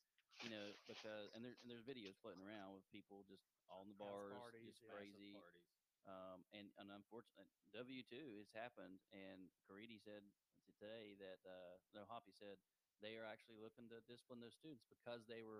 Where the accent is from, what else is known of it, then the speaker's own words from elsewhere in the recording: West Virginia, United States; We're all from West Virginia.